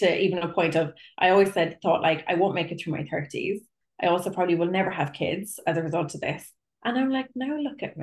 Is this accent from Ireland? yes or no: yes; Cork, Munster, Ireland; I'm a psychotherapist from Cork in Ireland